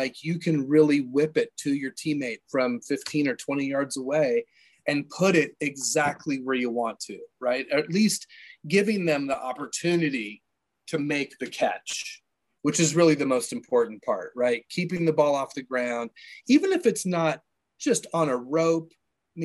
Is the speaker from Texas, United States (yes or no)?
no; San Diego, California, United States; Growing up in San Diego, I was playing baseball year round, going to the beach